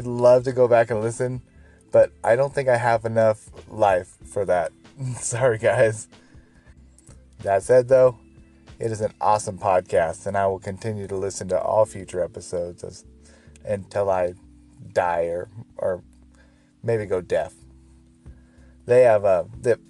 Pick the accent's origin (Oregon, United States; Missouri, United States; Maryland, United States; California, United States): Oregon, United States; Portland; my hometown, Portland, Oregon.